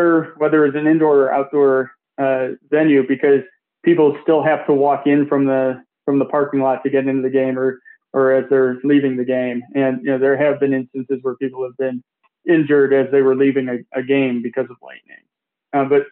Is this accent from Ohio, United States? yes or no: no; Detroit, Michigan, United States; my hometown Tigers